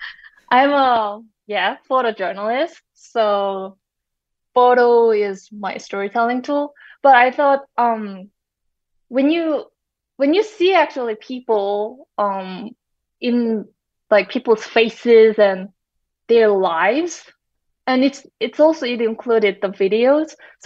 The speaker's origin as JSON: {"language": "English", "country": "South Korea", "said": "although I'm from South Korea, I was not familiar with, say, Karen community."}